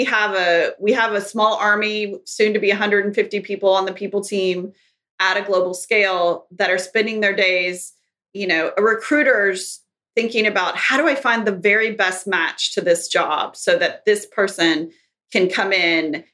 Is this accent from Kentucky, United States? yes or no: yes; Kentucky, United States; moved away; I grew up in Kentucky, in a small town in Kentucky